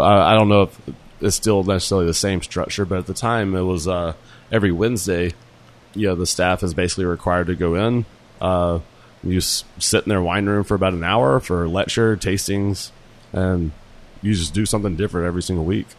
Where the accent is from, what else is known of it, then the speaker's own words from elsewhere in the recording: Jackson, Mississippi, United States; I'm from Jackson, Mississippi